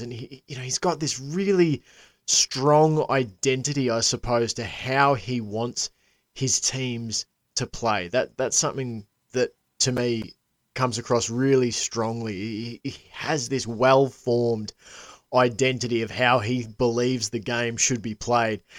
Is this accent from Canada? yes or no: no; Australia; as an Aussie